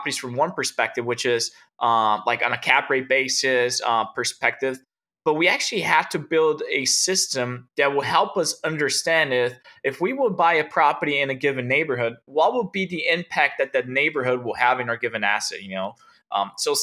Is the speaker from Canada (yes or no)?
no; Brazil; I was born and raised in Brazil, speaking German to my mother and English to my father.